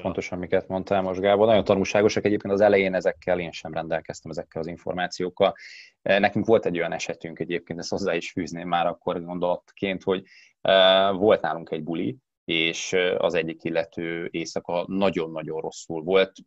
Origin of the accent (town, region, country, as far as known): Hungary; also born or lived in Netherlands